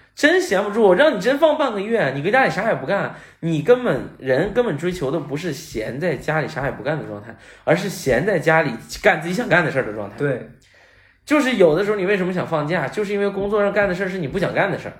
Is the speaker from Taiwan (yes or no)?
no; Northeast China, China; 我在东北长大